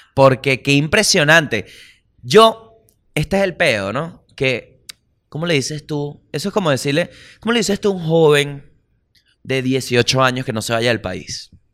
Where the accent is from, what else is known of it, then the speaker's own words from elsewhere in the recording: Venezuela; yo como venezolano